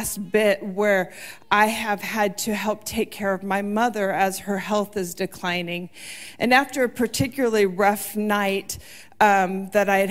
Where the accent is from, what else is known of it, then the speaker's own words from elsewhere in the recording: United States; also born or lived in South Texas; we moved up from South Texas to Washington